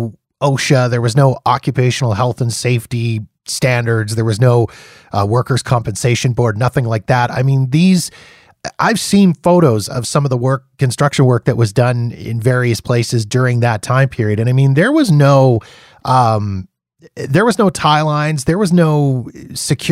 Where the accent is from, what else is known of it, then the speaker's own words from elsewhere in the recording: Canada; being Canadian